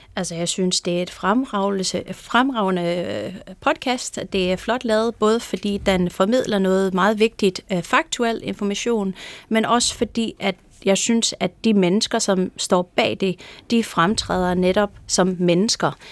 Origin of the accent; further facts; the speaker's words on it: California, United States; Danish is a second language; moved away as an adult; now in Denmark; i Kalifornien, der hvor jeg kommer fra